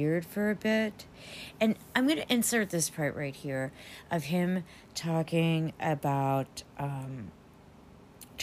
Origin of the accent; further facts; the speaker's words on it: United States; as an American